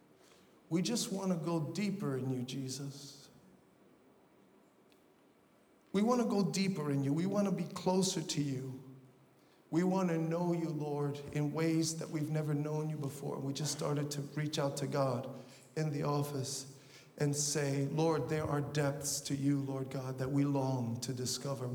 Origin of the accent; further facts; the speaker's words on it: New York City, New York, United States; I grew up in Brooklyn, and I grew up in the hood